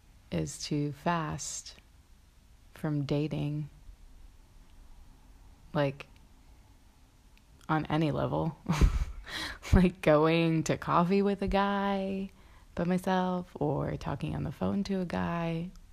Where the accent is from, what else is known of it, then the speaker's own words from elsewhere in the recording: Mississippi, United States; I came from Mississippi to Philadelphia, and from Philadelphia traveled to Nashville